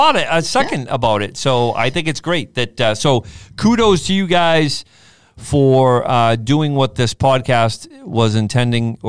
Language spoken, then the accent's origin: English; Arlington, United States; born or raised there